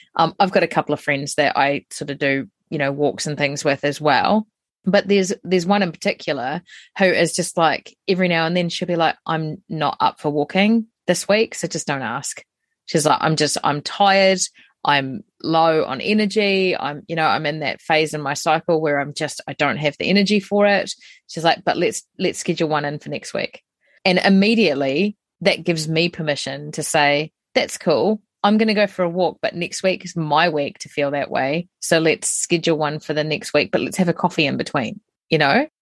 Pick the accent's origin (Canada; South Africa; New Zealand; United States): New Zealand; as a New Zealander, we're very colonial